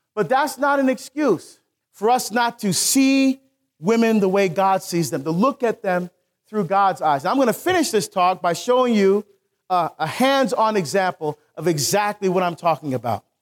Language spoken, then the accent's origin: English; Newark, New Jersey, United States; I grew up in Newark.